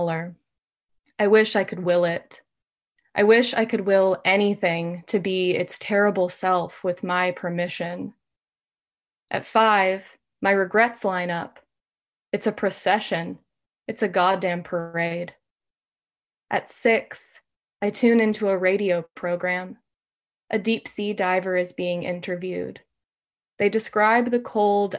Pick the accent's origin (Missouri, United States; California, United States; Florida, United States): California, United States; also born or lived in Brooklyn; now in Portland, United States; I am a Californian, but I'm living in Maine.